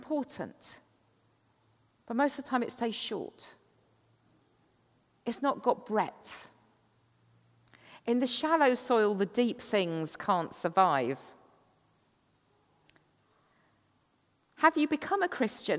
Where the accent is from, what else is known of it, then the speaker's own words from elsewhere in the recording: Kent, South East England, United Kingdom; I come from Kent, the chalk cliffs of the Downs.